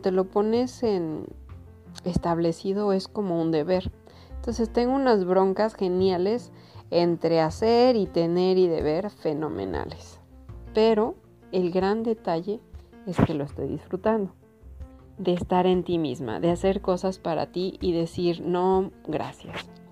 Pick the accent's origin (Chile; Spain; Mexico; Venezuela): Mexico; Como buena mexicana